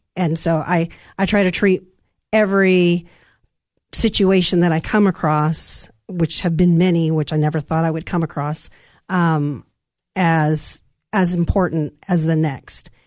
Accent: Santa Ana, California, United States; now in Cookeville, United States; I'm from California. I'm from Southern California, from Santa Ana, California

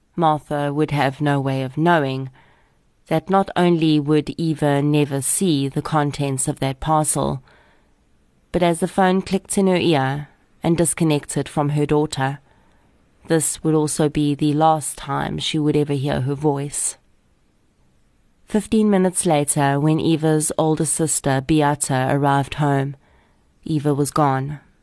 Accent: Boksburg, Gauteng, South Africa; I grew up on the East Rand of Gauteng and attended Boksburg High School from grade eight all the way through to matric

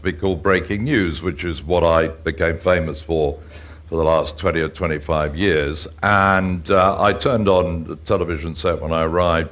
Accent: England, United Kingdom; being an Englishman who is used to an age-old democracy

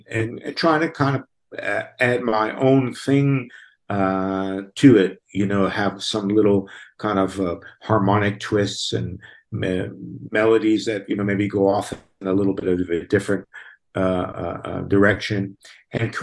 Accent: United States; moved away as an adult; also born or lived in Italy (ancestry); now in Cape Town, South Africa; I was born in America, but my grandparents are from Italy

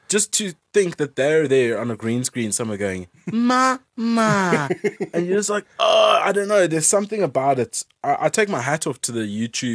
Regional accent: South Africa; accent: South African

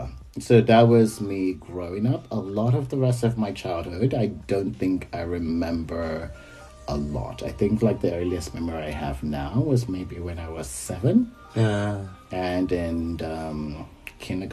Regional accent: Lagos, Nigeria; moved away as an adult; now in China; I grew up in Lagos, Nigeria

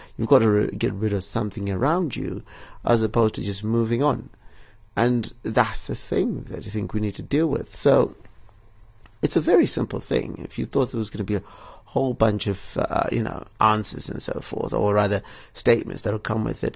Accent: Bulawayo, Zimbabwe; my hometown, Bulawayo

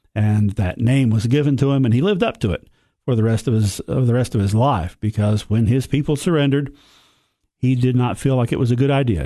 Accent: Sparta, Tennessee, United States; I'm from the Upper Cumberland. I'm from Sparta

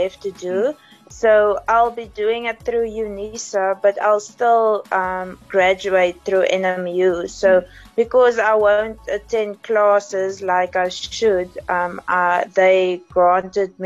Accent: East London, Eastern Cape, South Africa; I'm from East London. I went to Grange High School and primary school as well

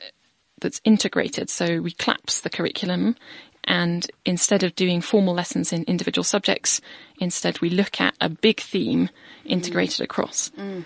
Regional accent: United Kingdom; moved away as an adult; now in South Africa; I'm not from South Africa. I'm British.

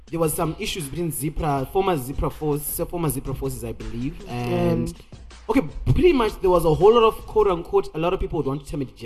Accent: Bulawayo, Zimbabwe; because I'm Shona, but I grew up in Bulawayo

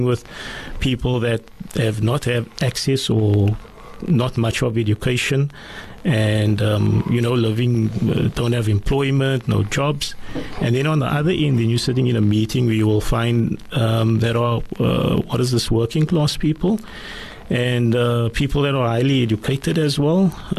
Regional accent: Cape Town, Western Cape, South Africa; Salt River, and also in Tafelsig.

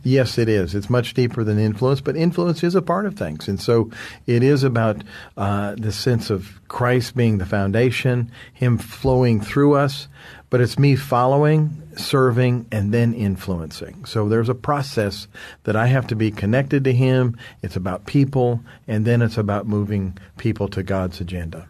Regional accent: United States; from the United States. I'm here in South Africa

